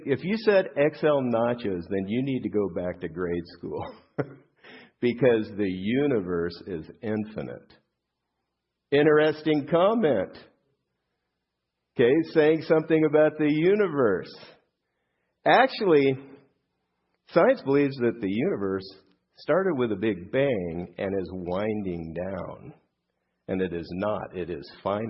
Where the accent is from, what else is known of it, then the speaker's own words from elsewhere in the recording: Southern California, United States; I grew up here in Southern California